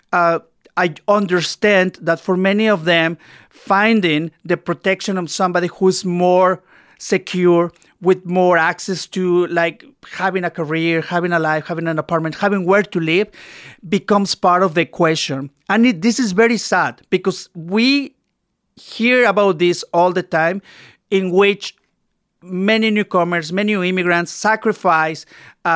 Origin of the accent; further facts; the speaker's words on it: Mexico; moved away as an adult; now in Toronto, Canada; I'm from Mexico. I moved to Canada in 2000. So it's been 19 years.